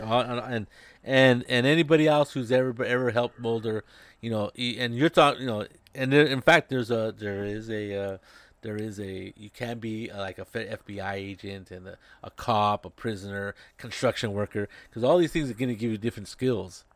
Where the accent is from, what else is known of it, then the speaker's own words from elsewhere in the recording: United States; in a mall in my hometown, Las Salinas